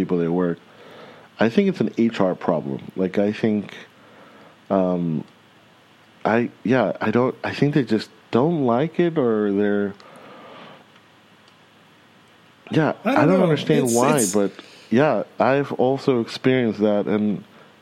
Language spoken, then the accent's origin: English; California, United States; moved away as an adult; now in Germany; I'm from California where I've eaten a lot of salads